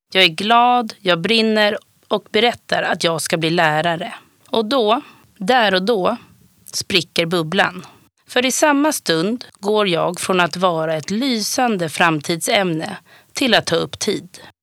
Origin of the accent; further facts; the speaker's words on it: Stockholm, Stockholm County, Sweden; jag är uppvuxen på Södermalm i Stockholm